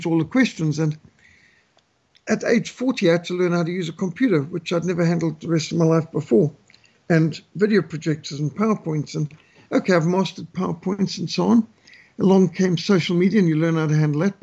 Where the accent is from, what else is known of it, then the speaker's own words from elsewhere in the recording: Zimbabwe; I grew up in Rhodesia, which is a mostly rural country with animals all around